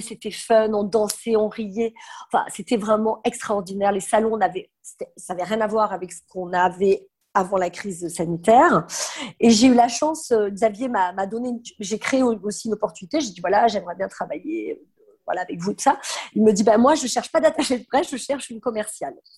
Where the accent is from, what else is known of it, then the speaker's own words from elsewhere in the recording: south of France, France; moved away as an adult; now in Paris, France; je viens du sud de la France